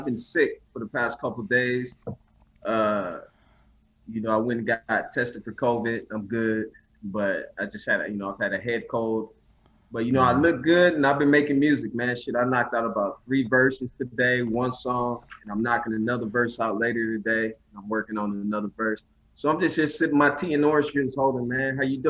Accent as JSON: {"language": "English", "town": "New Orleans", "region": "Louisiana", "country": "United States", "tie": "born there", "said": "Yeah, I was born in New Orleans, Louisiana."}